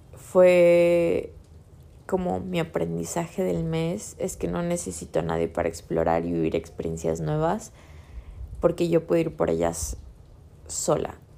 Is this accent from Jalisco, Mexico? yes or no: yes; Guadalajara, Jalisco, Mexico; yo crecí en Guadalajara 20 años de mi vida